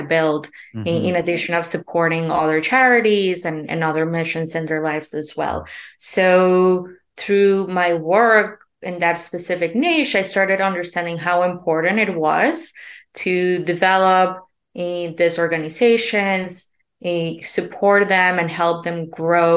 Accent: Colombia; moved away; I'm originally from Colombia.

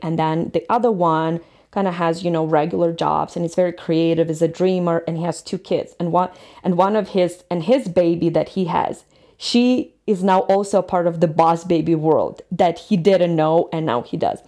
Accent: Ukraine; moved away as an adult; now in Colorado, United States; I'm from Ukraine and I'm always gonna be Ukrainian, but United States, and especially Colorado, since I've lived here, since I got here, will always be my second home

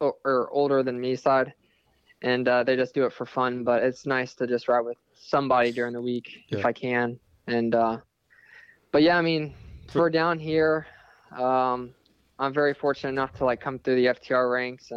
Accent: Florida, United States; born and raised in Florida. I've been here pretty much my whole life

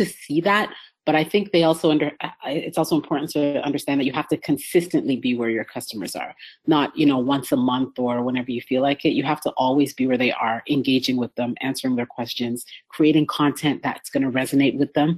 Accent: Canada; moved away as an adult; now in United States; I'm from Canada.

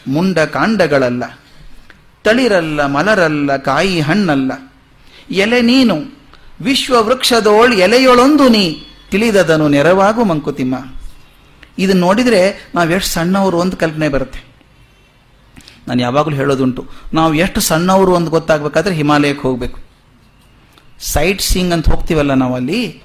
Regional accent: North Karnataka, India; moved away; ನಮ್ಮ ಕಡೆ ನಾರ್ತ್ ಕರ್ನಾಟಕ ಕಡೆ

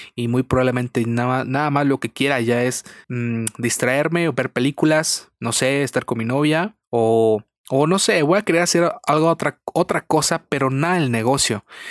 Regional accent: Irapuato, Guanajuato, Mexico; soy de Irapuato, Guanajuato, aquí de México lindo y querido

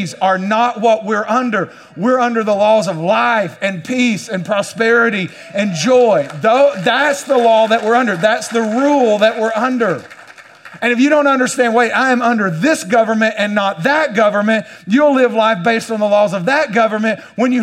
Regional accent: United States; as an American

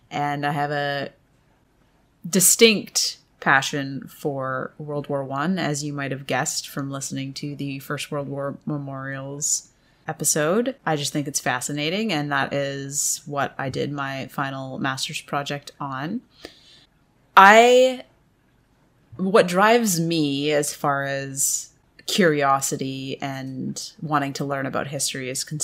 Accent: Canada; even growing up in Canada, we didn't learn a lot about that aspect of history.

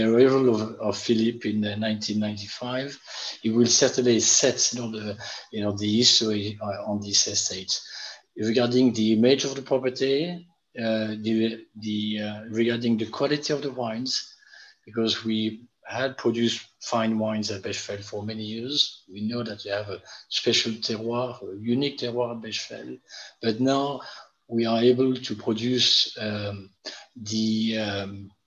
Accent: Bordeaux, Nouvelle-Aquitaine, France; I was born and raised in Bordeaux in a family heavily involved in the wine trade.

